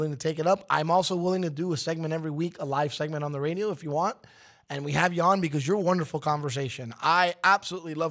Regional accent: New York City, New York, United States; having been born and raised in Brooklyn, New York, I was a Knicks fan

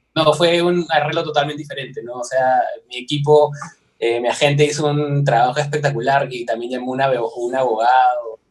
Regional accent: Peru; soy de Perú

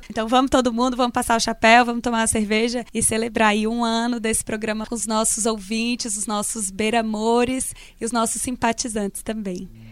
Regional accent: Jequitinhonha Valley, Minas Gerais, Brazil; Eu nasci no Vale do Jequitinhonha

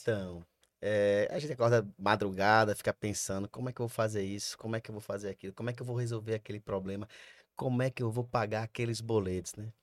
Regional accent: Sergipe, Brazil; eu sou sergipano, meus pais são pernambucanos, mas eu sou sergipano

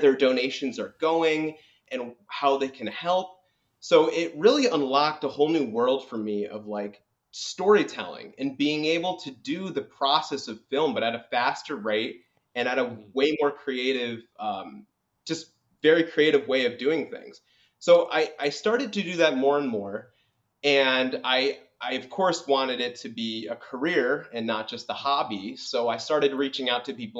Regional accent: Orange, Connecticut, United States; now in New York City, United States; where I grew up in Orange, Connecticut. So I'm originally from Connecticut

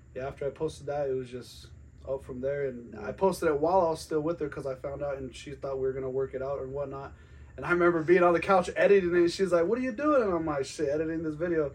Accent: Glenwood Springs, Colorado, United States; now in Greeley, United States; I'm originally from the Western Slope. Glenwood Springs

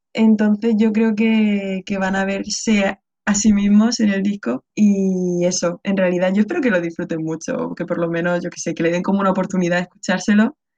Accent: Region of Murcia, Spain; a mí que soy murciana

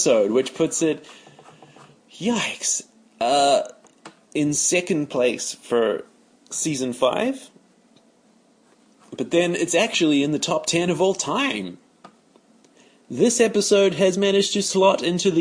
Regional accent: New Zealand; being a New Zealander

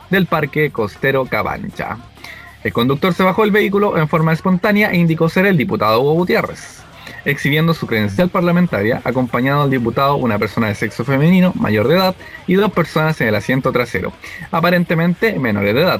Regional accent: Viña del Mar, Valparaíso, Chile; De Viña, perro, yo soy de Viña. Verdad, nacido y criado en Viña.

